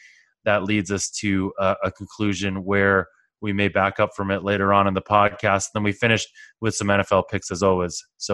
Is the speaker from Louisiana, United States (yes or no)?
no; Boston, Massachusetts, United States; moved away; I was there when that was built and I'm from Boston.